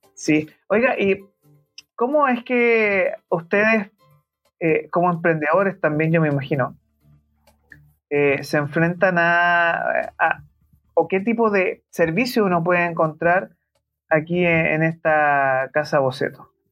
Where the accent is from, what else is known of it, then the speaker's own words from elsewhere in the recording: Santiago, Santiago Metropolitan Region, Chile; siendo un santiaguino